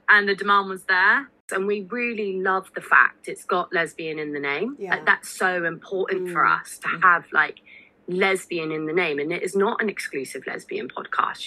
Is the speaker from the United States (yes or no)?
no; Somerset, South West England, United Kingdom; I grew up in Somerset